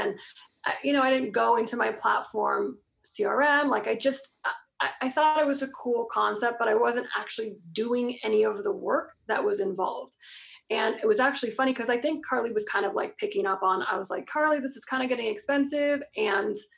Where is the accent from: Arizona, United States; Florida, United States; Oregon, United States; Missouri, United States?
Florida, United States; I'm from Florida. So, of course, I was like wearing like some, you know, big old hoodie because we don't have like jackets and stuff